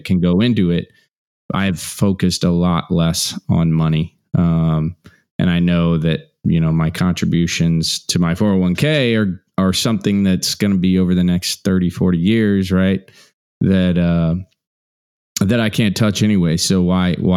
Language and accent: English; Midwest, United States; I was raised in Midwest humble roots.